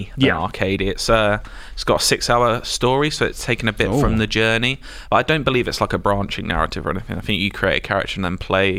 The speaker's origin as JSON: {"language": "English", "country": "United Kingdom", "said": "And we're British."}